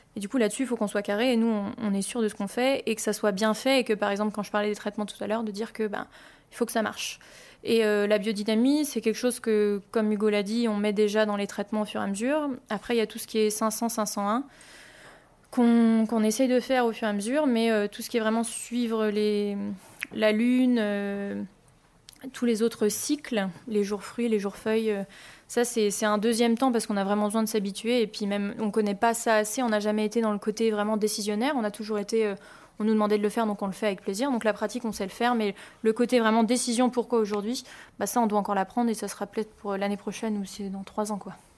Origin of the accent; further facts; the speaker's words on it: Poligny, Bourgogne-Franche-Comté, France; moved away as an adult; also born or lived in Canada; now in Emeringes, France; j'étais jurassienne, j'étais de Poligny, donc c'est la capitale euh, du comté